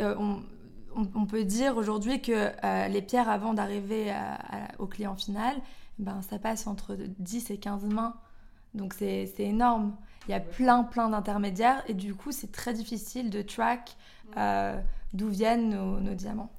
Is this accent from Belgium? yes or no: yes; Belgium; moved away as an adult; also born or lived in London; je suis belge. Euh, j'ai vécu en Belgique jusqu'à mes 18 ans. Ensuite, après, je suis partie à Londres.